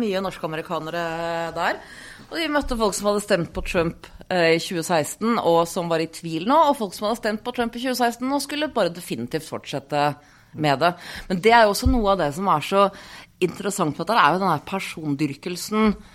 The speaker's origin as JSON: {"language": "Norwegian", "country": "Norway", "said": "hjemme i Norge"}